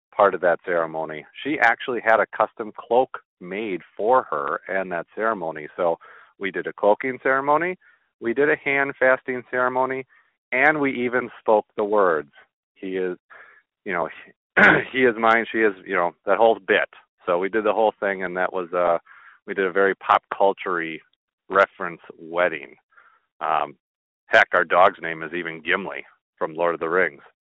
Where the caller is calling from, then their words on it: Green Bay, Wisconsin, United States; I'm calling from Green Bay, Wisconsin.